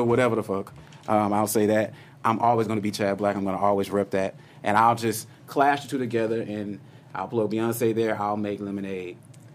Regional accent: Houston, Texas, United States; I come from Houston, Texas, just by the way, born and raised

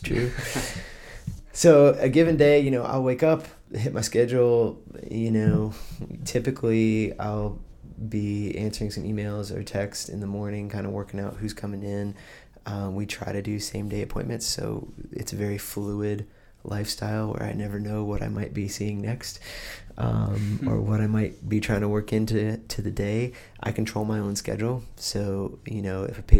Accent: just north of Athens, Georgia, United States; now in Blacksburg, United States; I grew up in just north of Athens, Georgia

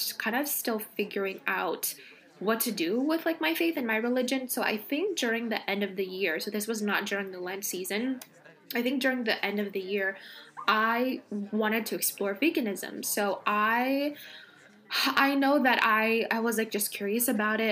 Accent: California, United States; now in East Coast, United States; I grew up in California where we don't have seasons

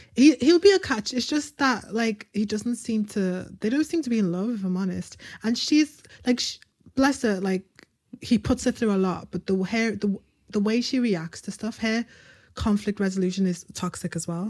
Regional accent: United Kingdom; we're British

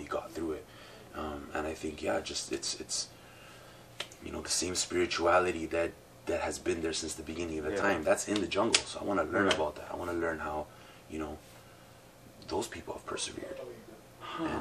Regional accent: Toronto, Ontario, Canada; also born or lived in Sudbury; I was born in Toronto, brother. Yeah, my parents came in 74.

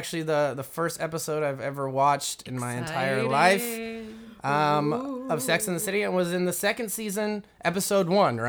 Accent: Westminster, Colorado, United States; I'm from Westminster, Colorado.

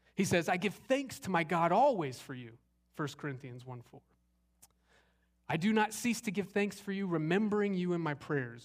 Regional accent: Arizona, United States; moved away as an adult; also born or lived in Southern California; now in Longview, Texas, United States; I grew up in Arizona

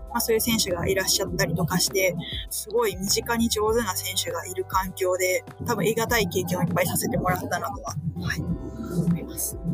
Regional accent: Soka, Saitama, Japan; 私の出身が埼玉県の草加市

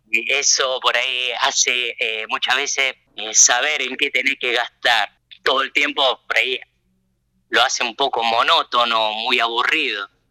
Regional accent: La Plata, Buenos Aires Province, Argentina; moved away as an adult; now in Japan; yo nací, crecí, me eduqué allá en la Argentina

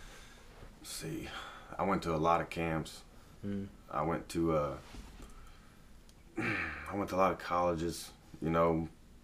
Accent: Frankfort, Kentucky, United States; I am originally from Frankfort, Kentucky, obviously. I went to Western Hills up until my junior year

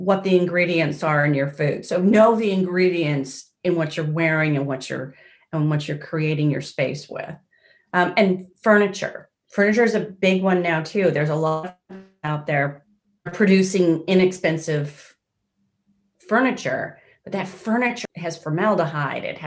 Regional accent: Seattle, Washington, United States; moved away; I grew up in Seattle, Washington, in the States.

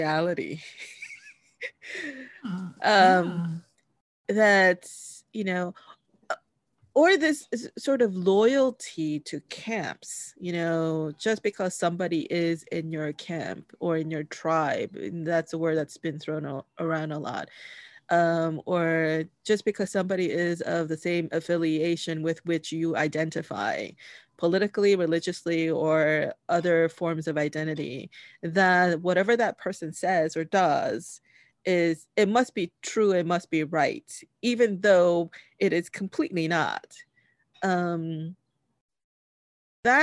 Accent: New York, United States; I grew up in New York

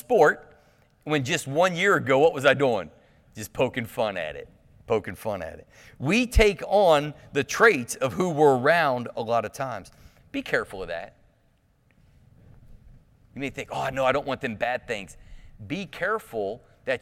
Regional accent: Clermont County, Ohio, United States; I'm the hillbilly from Claremont County

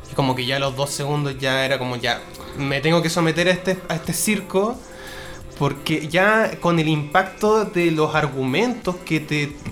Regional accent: Chile; tampoco somos tantos chilenos.

